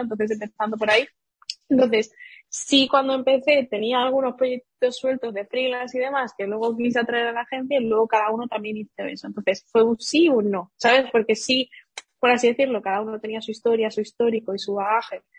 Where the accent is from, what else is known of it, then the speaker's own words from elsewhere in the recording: Seville, Andalusia, Spain; moved away as an adult; also born or lived in Madrid; yo soy de Sevilla y vivía en Sevilla